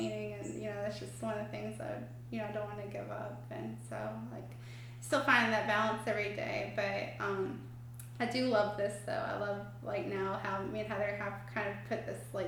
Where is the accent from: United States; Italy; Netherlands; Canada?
United States; Pooler, Georgia; we grew up in Pooler. We hail from Old Pooler